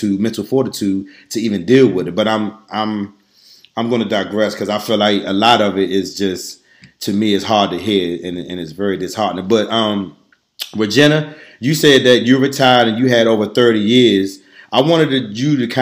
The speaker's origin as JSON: {"language": "English", "town": "Washington", "region": "District of Columbia", "country": "United States", "tie": "born or raised there", "said": "growing up in Ward 8, I know a ton of police officers"}